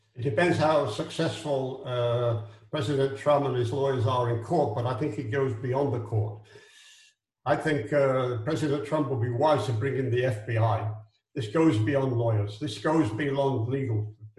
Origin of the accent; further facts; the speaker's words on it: Israel; I'm from Israel. I'm not an American